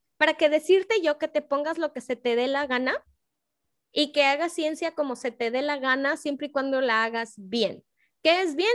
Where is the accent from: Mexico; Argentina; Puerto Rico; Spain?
Mexico